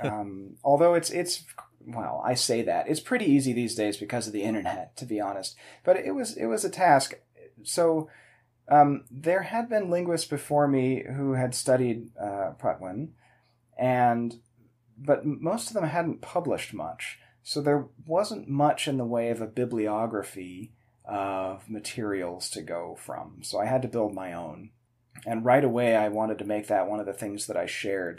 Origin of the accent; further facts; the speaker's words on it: Davis, California, United States; I grew up in Davis.